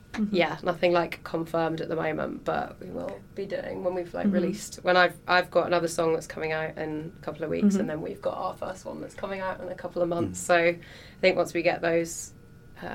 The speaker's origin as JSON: {"language": "English", "region": "London", "country": "United Kingdom", "tie": "born or raised there", "said": "So my hometown show was London, and that was a really good gig."}